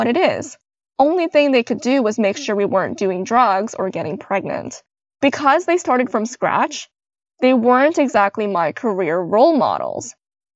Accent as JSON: {"language": "English", "country": "Canada", "tie": "born or raised there", "said": "I was born in Canada"}